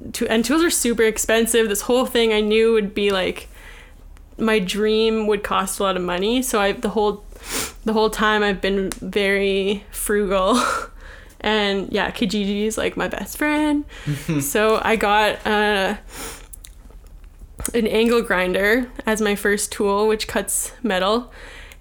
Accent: Winnipeg, Manitoba, Canada; I'm from Winnipeg

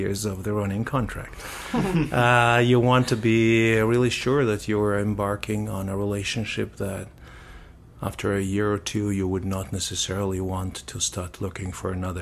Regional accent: Saint Petersburg, Russia; also born or lived in Amsterdam, Netherlands / Germany; now in Winnipeg, Canada; I am originally from St. Petersburg, Russia, but I have left this country 30 years ago.

